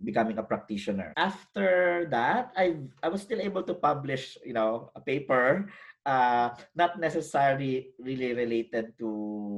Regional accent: Philippines; moved away as an adult; now in Australia; as a Filipino academic with a background in education

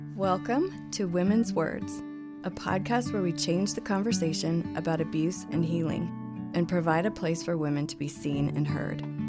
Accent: Colorado, United States; I grew up here in Colorado.

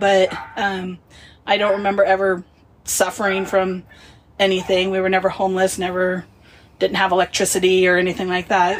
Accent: Wenatchee, Washington, United States; I was born in Wenatchee, Washington, which is right in the smack dab middle of the state.

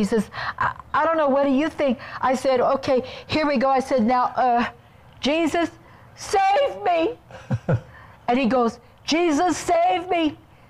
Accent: Kansas City, Missouri, United States; moved away as an adult; We went home to Kansas City, which is my hometown.

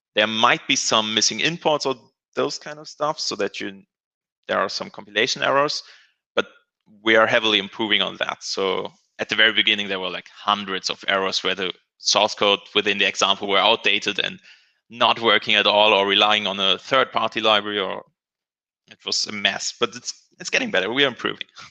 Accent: Germany; I'm from Germany.

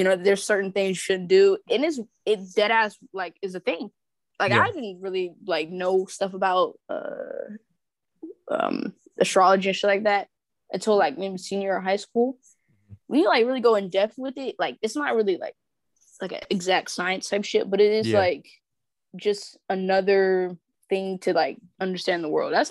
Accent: North Carolina, United States; I'm from North Carolina

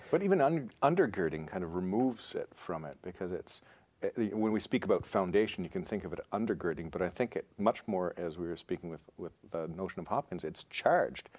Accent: rural Ontario, Canada; moved away as an adult; also born or lived in Toronto / United States; now in Saskatchewan, Canada; I'm originally from Ontario. Um, and was born in Toronto, grew up in rural Ontario

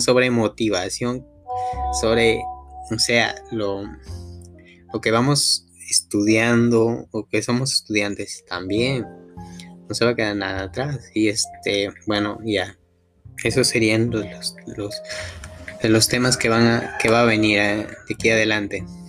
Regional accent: La Libertad, Peru; now in Lima, Peru; yo no soy de Lima, pero soy, de la libertad, de parte de mi provincia

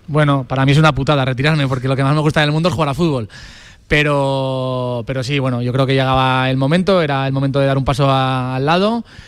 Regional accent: Grañén, Aragon, Spain; also born or lived in Torrero, Zaragoza; yo soy de Grañén, pero mi madre vivía en Torrero

